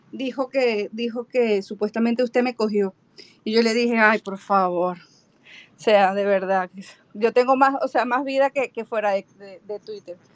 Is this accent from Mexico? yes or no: no; Venezuela; accent: Venezuelan; nosotros tenemos un acento único que todo el mundo sabe que somos venezolanos